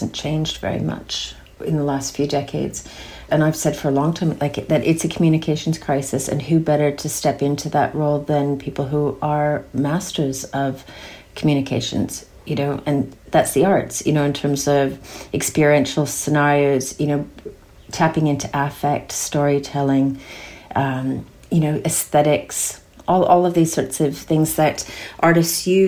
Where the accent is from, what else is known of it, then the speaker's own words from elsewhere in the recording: outside of Toronto, Ontario, Canada; moved away as an adult; also born or lived in Alberta, Canada / Darwin, Australia; now in Castlemaine, Australia; I grew up outside of Toronto and have called Alberta home since then.